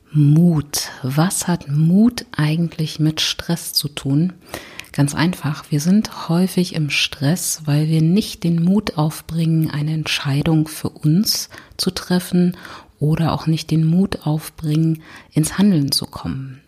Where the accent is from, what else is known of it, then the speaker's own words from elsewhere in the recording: Berlin, Germany; ich komme aus Berlin